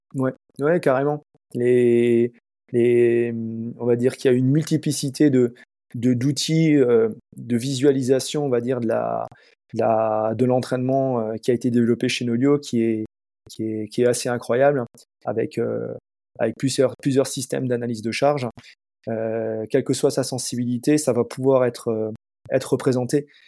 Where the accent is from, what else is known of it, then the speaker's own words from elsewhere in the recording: Alsace, Grand Est, France; chez nous en Alsace